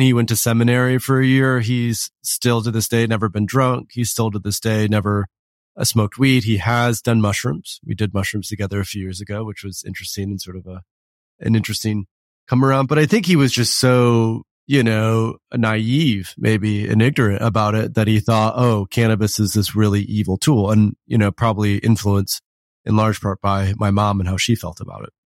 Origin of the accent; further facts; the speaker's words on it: West Michigan, United States; I grew up in West Michigan.